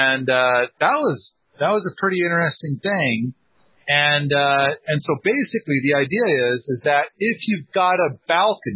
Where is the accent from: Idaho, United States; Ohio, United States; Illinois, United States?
Idaho, United States; Moscow; I was born in Moscow, Idaho